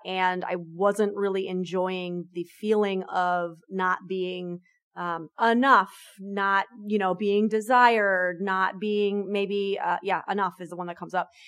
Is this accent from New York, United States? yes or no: yes; New York, United States; I'm a New Yorker